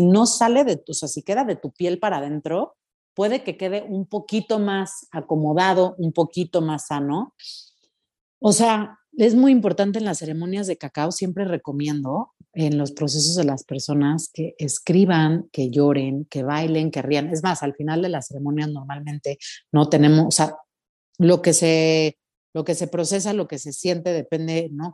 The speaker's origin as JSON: {"language": "Spanish", "country": "Mexico", "said": "como mexicana digo, o sea, mis ancestros utilizaban esto"}